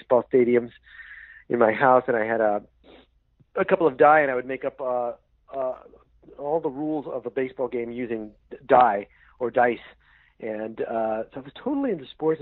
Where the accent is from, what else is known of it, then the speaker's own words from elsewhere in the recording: Northern California, United States; also born or lived in Yonkers, New York / San Francisco / Los Angeles; born in Yonkers, New York, but then quickly out to California, grew up in Northern California